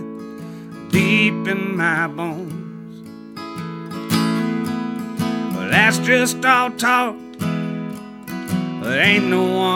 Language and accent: English; Hattiesburg, Mississippi, United States; I'm from Hattiesburg, Mississippi.